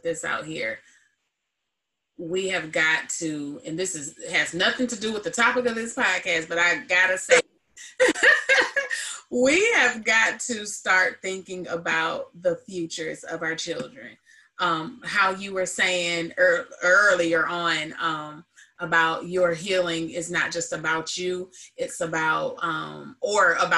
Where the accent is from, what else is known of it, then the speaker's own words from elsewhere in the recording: Joliet, Illinois, United States; I grew up in Joliet, Illinois